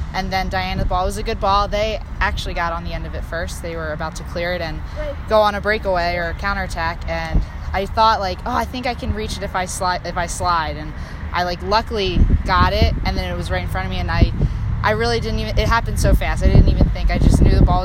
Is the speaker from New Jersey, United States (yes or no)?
yes; New Jersey, United States; moved away; I'm from New Jersey